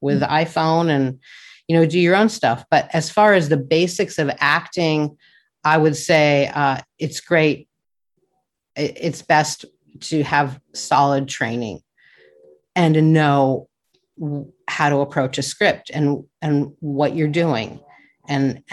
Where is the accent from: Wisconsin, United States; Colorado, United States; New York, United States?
Colorado, United States; Denver; now in California, United States; I grew up in Denver in the suburbs